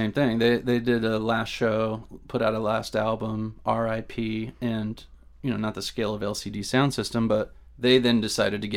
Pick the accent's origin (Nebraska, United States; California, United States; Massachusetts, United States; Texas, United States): California, United States; Southern; being a Southern California kid